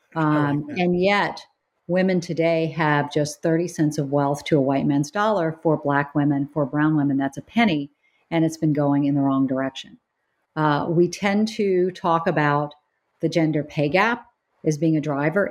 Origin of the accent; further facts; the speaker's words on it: United States; moved away as an adult; also born or lived in North Carolina / South Carolina; growing up in South Carolina and North Carolina